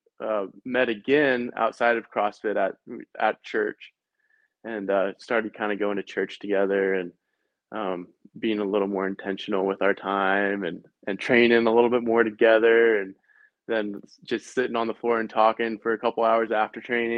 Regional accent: Lynden, Washington, United States; also born or lived in Oregon; I'm from Linden

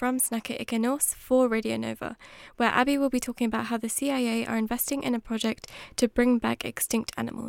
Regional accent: London, United Kingdom; So I study law. I'm from London and I'm here on my exchange.

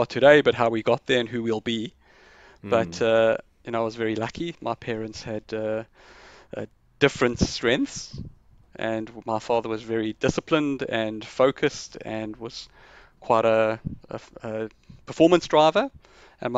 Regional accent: South Africa; I grew up in South Africa

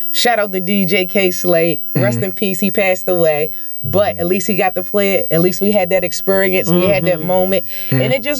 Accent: Baltimore, Maryland, United States; I feel like I'm from Baltimore, and that's cool.

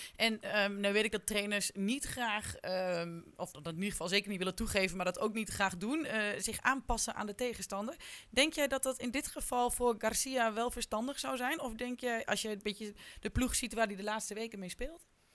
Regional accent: Haaksbergen, Overijssel, Netherlands; want ik kom ook uit Haaksbergen

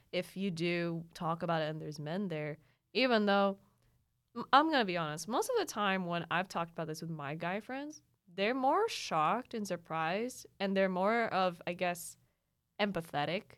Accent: Mindanao, Philippines; moved away; also born or lived in Lanang / Mintal; I grew up in Mindanao

